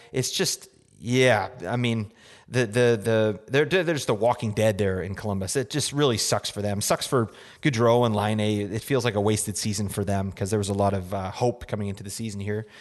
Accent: Canada; We're from Canada up in here

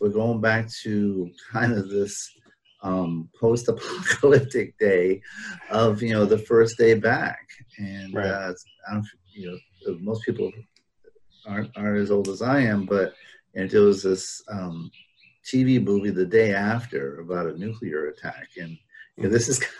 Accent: Rhode Island, United States; moved away; I grew up in Rhode Island

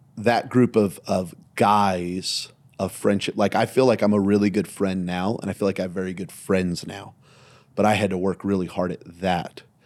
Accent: Belen, New Mexico, United States; now in Las Vegas, United States; I grew up in Belen, New Mexico, population seventeen hundred.

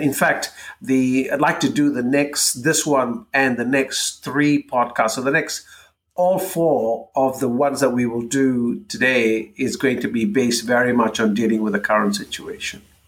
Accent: Malaysia; moved away as an adult; growing up in Malaysia, we learn how to navigate cultural differences from a very early age.

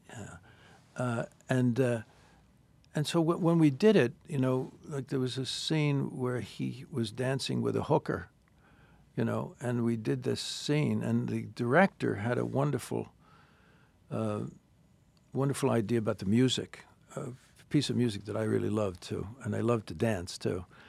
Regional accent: New York, United States; I'm from New York

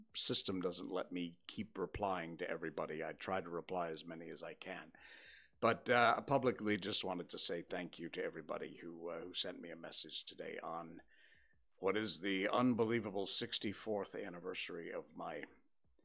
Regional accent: Cornwall, Connecticut, United States; moved away; also born or lived in Torrington, Connecticut; I was born 64 years ago today at, 5:23 in the morning, I think? In Torrington, Connecticut, because that's where the hospital was, which was about 20 minutes outside of my little kampong hometown of Cornwall, Connecticut

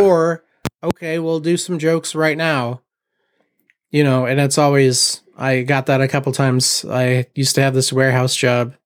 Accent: Mishawaka, Indiana, United States; also born or lived in Portland; I am originally from Mishawaka, born and raised

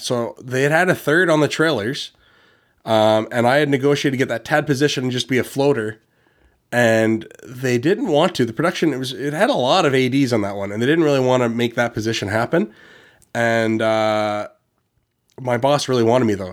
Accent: Ontario, Canada; I'm from Ontario, but in Canada

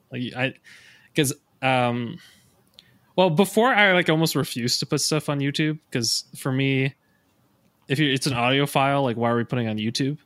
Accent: Canada; most of the coaches and myself are Canadian

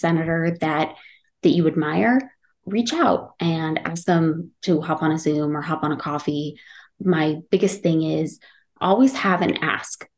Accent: Utah, United States; moved away as an adult; now in Washington, D.C., United States; I'm from Utah

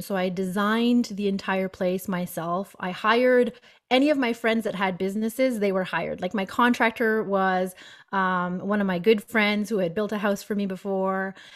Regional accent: Moncton, New Brunswick, Canada; moved away as an adult; also born or lived in Fredericton; I was from Moncton, so two hours away.

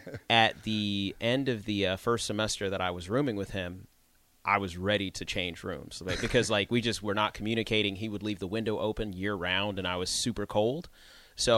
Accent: New Mexico, United States; born there; also born or lived in North Carolina; we traveled around a lot of different places. So I actually was born in New Mexico, then I moved to North Carolina, then I moved

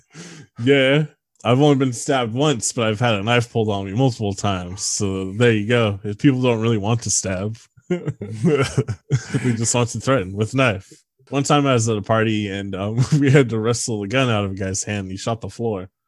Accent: Bay Area, California, United States; moved away; I'm from the Bay Area

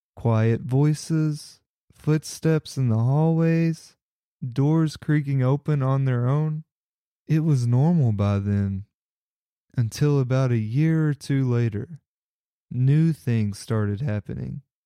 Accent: Kentucky, United States; my home state of Kentucky

